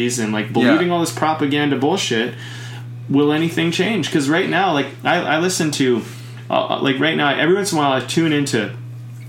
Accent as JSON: {"language": "English", "country": "Canada", "said": "as a Canadian"}